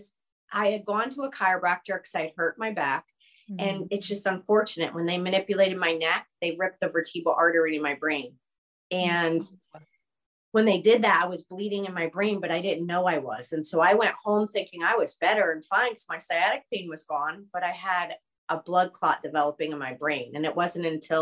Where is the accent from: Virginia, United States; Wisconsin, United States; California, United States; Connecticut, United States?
Connecticut, United States; also born or lived in New York; I grew up in the East Coast. Connecticut is my home state